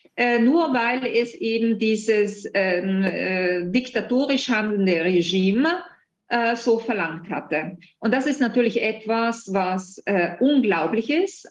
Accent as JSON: {"language": "German", "country": "Italy", "said": "bei uns in Italien"}